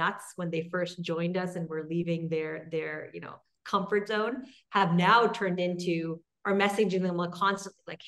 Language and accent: English; Quebec, Canada; I'm from Quebec